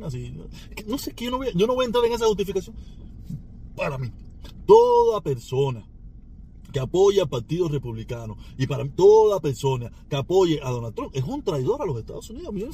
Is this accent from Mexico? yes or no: no; Cuba; yo sigo siendo el protestón cubano